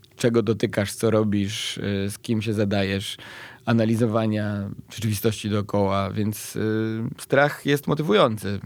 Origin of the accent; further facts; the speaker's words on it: Bielsko-Biała, Silesian Voivodeship, Poland; pochodzę z Bielska-Białej, które jest stosunkowo blisko Wisły